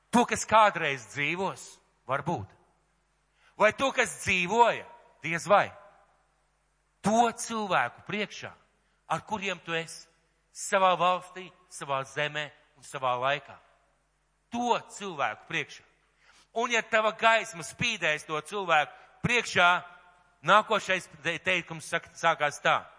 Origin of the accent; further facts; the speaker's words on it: Latvia